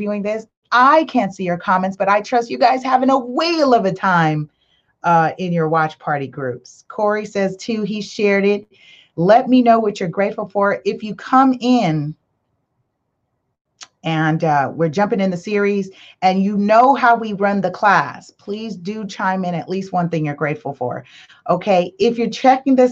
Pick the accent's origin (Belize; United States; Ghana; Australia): Belize; I'm from Belize